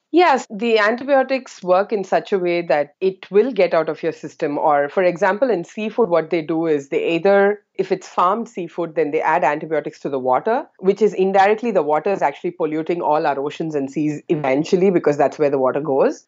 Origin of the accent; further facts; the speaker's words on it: South India, India; moved away as an adult; now in Singapore; I'm originally from India, the southern part of India, and that's where I did my high school, undergrad, and postgrad